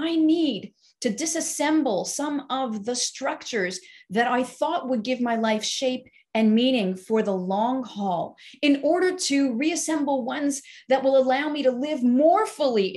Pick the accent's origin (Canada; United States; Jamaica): Canada; Montreal, Quebec; moved away; I grew up in the Orthodox community in Montreal